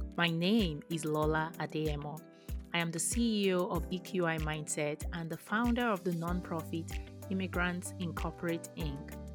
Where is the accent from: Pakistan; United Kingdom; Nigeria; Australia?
Nigeria; moved away; I grew up in Nigeria